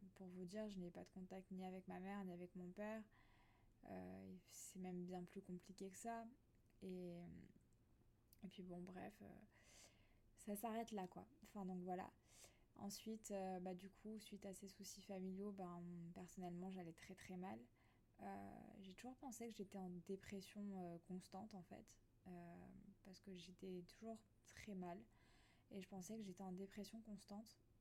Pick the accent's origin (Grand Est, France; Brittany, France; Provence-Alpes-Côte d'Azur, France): Grand Est, France; Alsace; moved away as an adult; now in near Nice, France; je suis originaire d'Alsace à la base. Et ça fait 4 ans que je vis ici